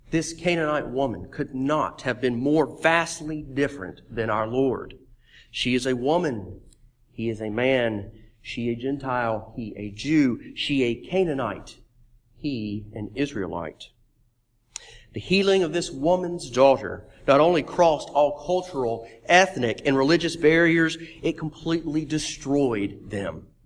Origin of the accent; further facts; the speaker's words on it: Meridian, Mississippi, United States; Meridian, Mississippi, my hometown.